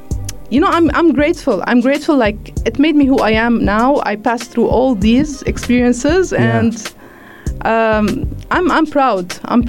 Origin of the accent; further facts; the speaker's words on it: Lebanon; moved away as an adult; now in United Arab Emirates; We grew up in Lebanon during the war, of course.